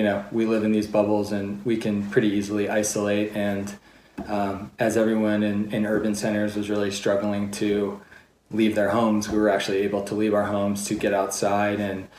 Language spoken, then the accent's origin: English; Crested Butte, Colorado, United States; now in Park City, United States; I was born in 1980 in Crested Butte. My parents were hippies who had visited there and fallen in love and decided to start a family there